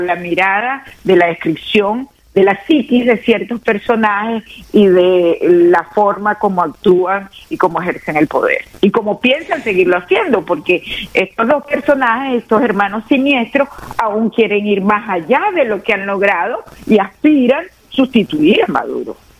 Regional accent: Venezuela; nosotros como pueblo venezolano

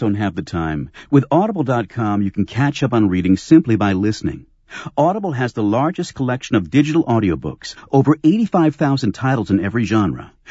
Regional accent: Germany; now in United States; I'm I'm originally from Germany

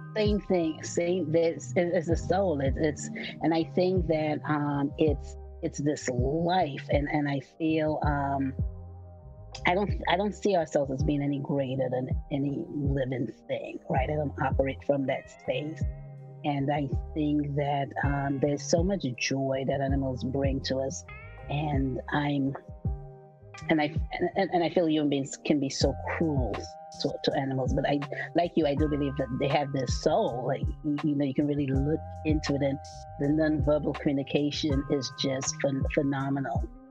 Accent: New York City, New York, United States; moved away as an adult; also born or lived in St. Lucia; now in Bay Area, United States; I immigrated to New York City um, at the age of seven. And I grew up in New York City

